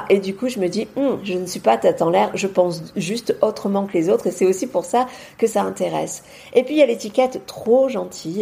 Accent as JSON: {"language": "French", "town": "Marseille", "region": "Provence-Alpes-Côte d'Azur", "country": "France", "also_born_or_lived": "Beauvais", "moved": "yes", "lives_now": "near Avignon, France", "said": "je suis marseillaise à la base"}